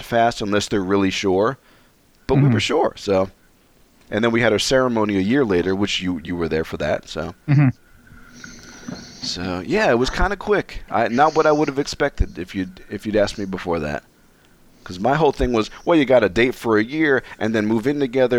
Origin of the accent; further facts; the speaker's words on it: United States; I'm an American